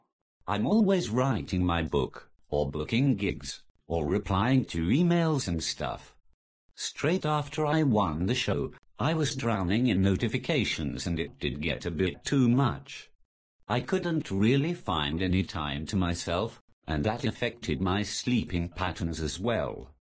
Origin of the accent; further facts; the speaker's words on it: North East England, United Kingdom; I'm the Geordie without the accent.